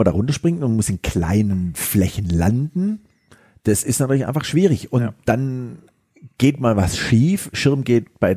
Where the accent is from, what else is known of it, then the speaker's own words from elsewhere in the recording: Stuttgart, Baden-Württemberg, Germany; Und das war so eine ganz große Idee von mir hier als Stuttgarter